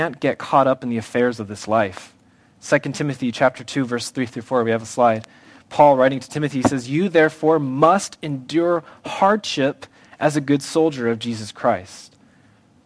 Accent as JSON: {"language": "English", "country": "United States", "said": "I love being an American."}